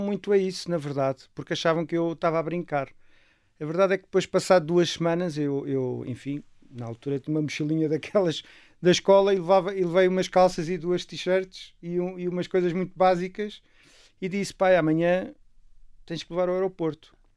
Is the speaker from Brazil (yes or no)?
no; Castelo Branco, Centro, Portugal; a minha infância foi muito passada com os meus avós maternos no campo e, portanto. Em que campo? Eh, em Castelo Branco